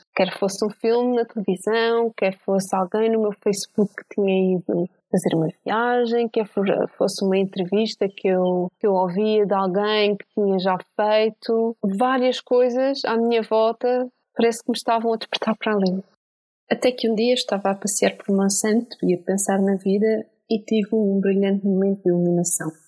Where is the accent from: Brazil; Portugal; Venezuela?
Portugal; Santiago do Cacém, Alentejo; moved away as an adult; como eu era do Alentejo, tinha que ir inscrever-me na universidade na capital distrito, que no meu caso era em Setúbal. Portanto, eu quando saí de Santiago